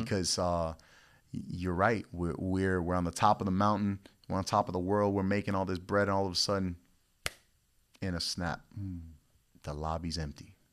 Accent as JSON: {"language": "English", "region": "Florida", "country": "United States", "tie": "born or raised there", "also_born_or_lived": "Puerto Rico", "said": "I was born in Puerto Rico, raised out here in Florida"}